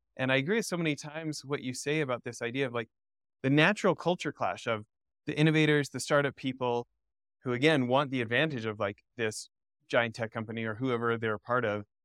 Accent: Alberta, Canada; I grew up in Alberta

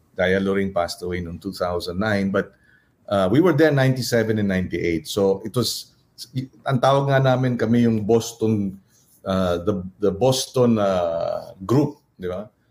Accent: Pampanga, Philippines; kapampangan ako, we're very clannish

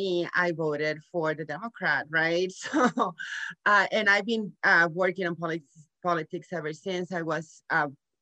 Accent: Nuevo Laredo, Tamaulipas, Mexico; moved away as an adult; now in San Antonio, United States; I was born here in Laredo, Texas, but I grew up in Nuevo Laredo, Mexico with Mexican parents

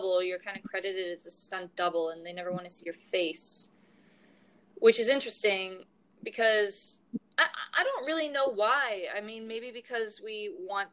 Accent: Calgary, Alberta, Canada; I was born and raised mostly in Calgary, Alberta.

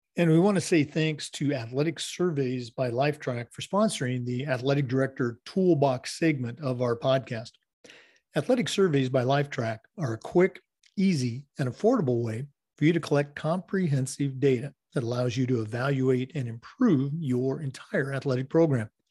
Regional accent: Oregon, United States; moved away; I grew up in um, Oregon in the Northwest

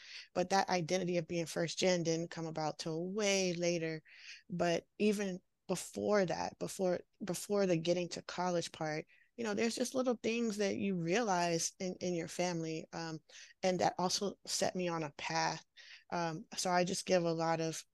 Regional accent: Washington, D.C. area, Northern Virginia, United States; now in San Francisco Bay Area, United States; I'm from the Washington, D.C. area, Northern Virginia, right outside of Washington, D.C., and grew up there

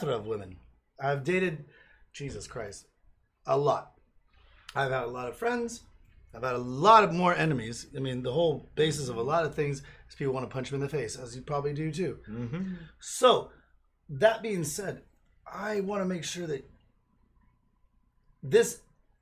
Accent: United States

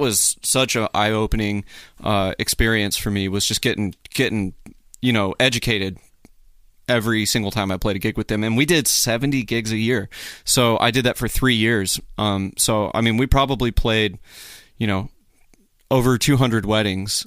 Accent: Midland, Texas, United States; also born or lived in Hattiesburg, Mississippi; born in Hattiesburg, moved to Midland, Texas, uh, when I was, like, maybe four

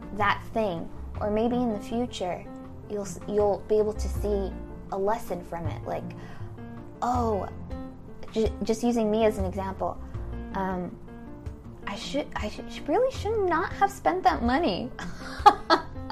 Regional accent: United States; we, as a American society, modern American society

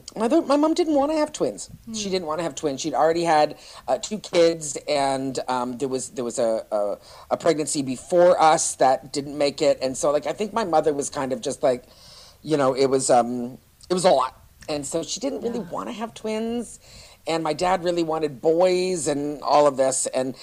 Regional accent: Toronto, Ontario, Canada; when I grew up in Toronto in comedy, where I started comedy, you know, I grew up with a gang of guys

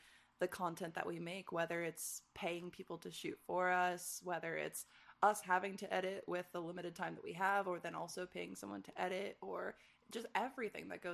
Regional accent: Michigan, United States; moved away; growing up in Michigan

